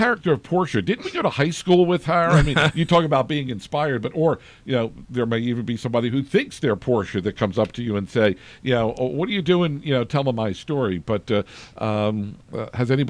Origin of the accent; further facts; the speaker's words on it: Philadelphia, Pennsylvania, United States; I grew up in South Philly